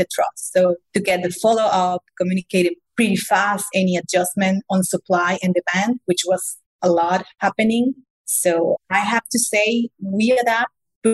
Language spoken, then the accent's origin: English; Mexico; moved away as an adult; also born or lived in Germany; originally, I know I'm from Mexico, but I spent the last 15 years in Germany